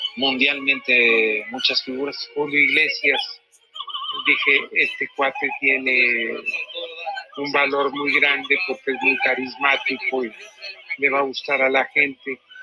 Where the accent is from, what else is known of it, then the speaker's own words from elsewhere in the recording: Mexico; Los mexicanos, si no tuviéramos fe en la Virgen de Guadalupe